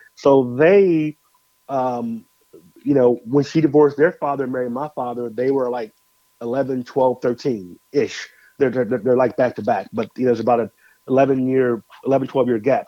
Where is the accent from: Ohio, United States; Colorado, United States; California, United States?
Colorado, United States; Denver; also born or lived in Moline, Illinois; now in Nashville, United States; born in Illinois Moline grew up in Denver, Colorado, and currently reside uh, in Nashville, Tennessee